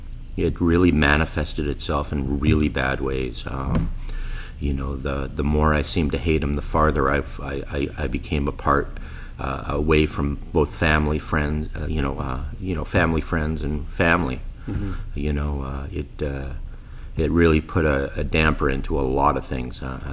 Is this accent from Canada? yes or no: yes; Winnipeg, Manitoba, Canada; born there; I was born here in Winnipeg.